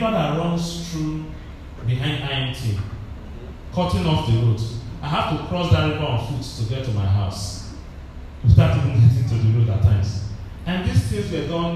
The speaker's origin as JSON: {"language": "English", "region": "Delta", "country": "Nigeria", "said": "where are you from? I said, Delta"}